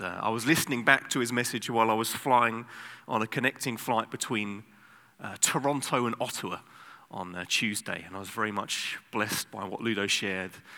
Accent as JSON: {"language": "English", "region": "England", "country": "United Kingdom", "moved": "yes", "lives_now": "Amsterdam, Netherlands", "said": "I'm from England"}